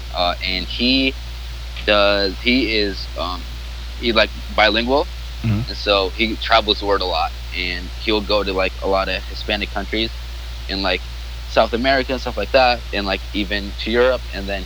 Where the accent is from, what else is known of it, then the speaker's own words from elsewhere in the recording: Jordan; English is a second language; also born or lived in Iraq; now in United States; I'm from Iraq. But I grew up in Jordan.